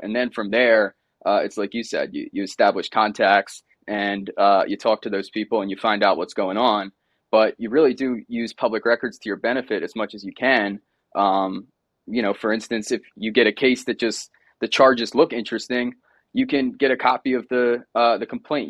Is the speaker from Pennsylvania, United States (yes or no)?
yes; Delaware County, Pennsylvania, United States; also born or lived in Arizona; I'm from Delaware County, Pennsylvania originally. Grew up about twenty minutes outside Philadelphia.